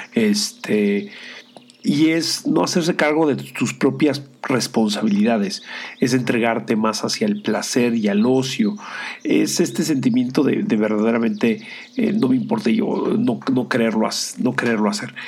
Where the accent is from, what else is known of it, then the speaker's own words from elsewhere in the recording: Mexico; siendo el único mexicano latinoamericano dentro del grupo